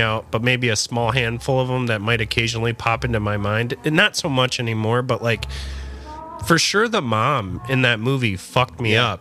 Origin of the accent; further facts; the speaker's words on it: Midwest, United States; growing up in the Midwest, where it's, like, hyper-religious here